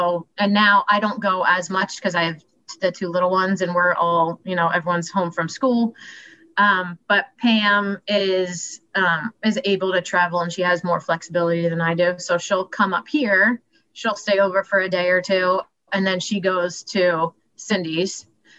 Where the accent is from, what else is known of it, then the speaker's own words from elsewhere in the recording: Strasburg, Pennsylvania, United States; moved away as an adult; also born or lived in Shippensburg, Pennsylvania / Baltimore / Washington, District of Columbia, United States; I liked growing up in Strasbourg, and I liked that my friends were all close